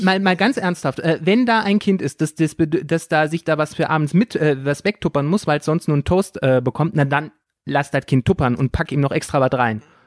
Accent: North Rhine-Westphalia, Germany; moved away; ich komme aus NRW, da sind äh, Gesamtschulen nicht so selten

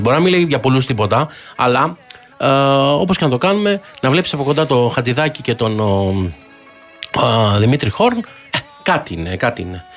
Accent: Athens, Attica, Greece; εγώ εκεί που γεννήθηκα στο κέντρο τη Αθήνα, πλατεία Μαβίλη

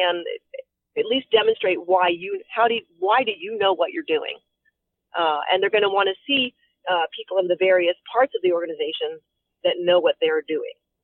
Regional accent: Frederick, Maryland, United States; Frederick County, Maryland, which is which is my hometown, is Frederick City

